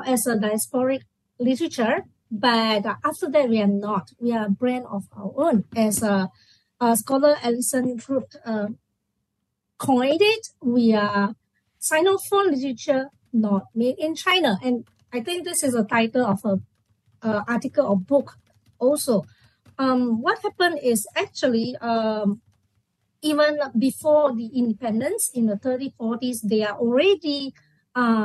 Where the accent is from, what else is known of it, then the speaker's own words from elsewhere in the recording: Malaysia; after independence, 1957, we are Malaysian